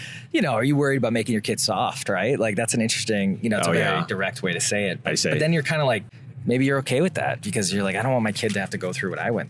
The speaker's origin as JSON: {"language": "English", "region": "Wisconsin", "country": "United States", "tie": "born or raised there", "said": "I grew up in Wisconsin"}